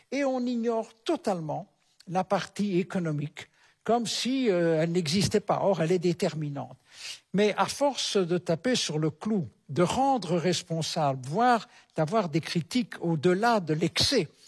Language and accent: French; Belgium; notamment chez nous en Belgique, il y a des menaces